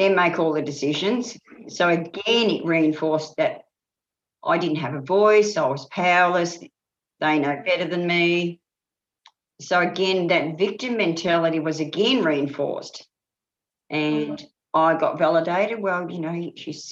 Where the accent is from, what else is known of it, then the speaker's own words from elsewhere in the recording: Bendigo, Victoria, Australia; I was brought up in Bendigo